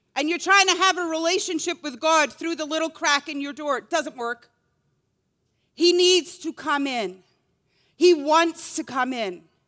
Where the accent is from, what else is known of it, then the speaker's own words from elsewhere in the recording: Scotland, United Kingdom; growing up in Scotland